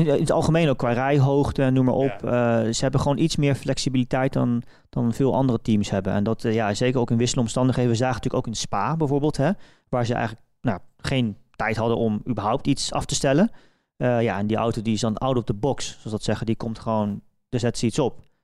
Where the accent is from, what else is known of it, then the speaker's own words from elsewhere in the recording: Velp, Gelderland, Netherlands; ik ben natuurlijk opgegroeid in Velp